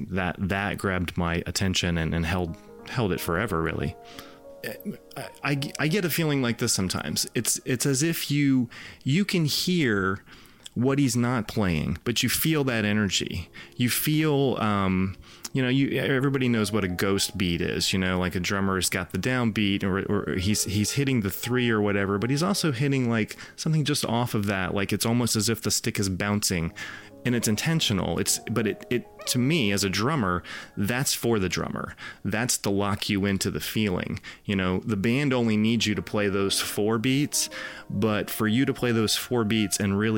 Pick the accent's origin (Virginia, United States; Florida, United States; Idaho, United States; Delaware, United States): Florida, United States; Orlando; Growing up in Orlando, Zeta 7 was the rock station